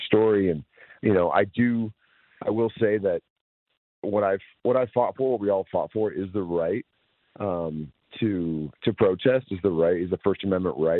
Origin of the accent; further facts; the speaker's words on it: East Bay, California, United States; I grew up in the East Bay